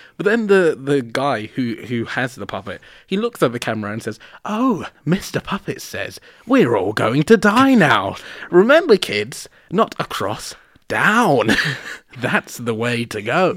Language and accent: English; London, United Kingdom; fucking Londoner I am